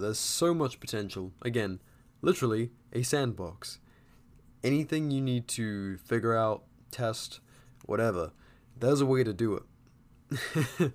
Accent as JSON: {"language": "English", "region": "England", "country": "United Kingdom", "tie": "born or raised there", "moved": "yes", "lives_now": "United States", "said": "growing up in England"}